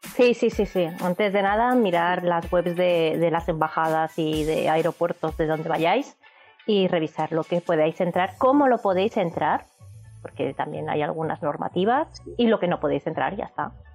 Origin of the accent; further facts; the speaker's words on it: Barcelona, Catalonia, Spain; somos de Barcelona